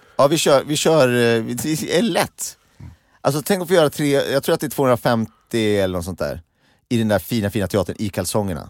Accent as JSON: {"language": "Swedish", "town": "Gimo", "region": "Uppsala County", "country": "Sweden", "said": "jag kom från Gimo"}